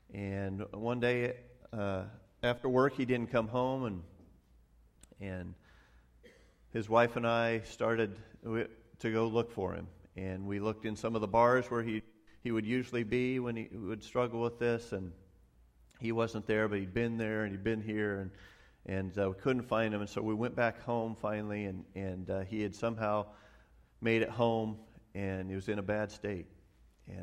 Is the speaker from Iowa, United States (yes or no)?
yes; Grinnell, Iowa, United States; moved away; my hometown of Grinnell. When I went back there after campus ministry, I served in my home church for 5 years.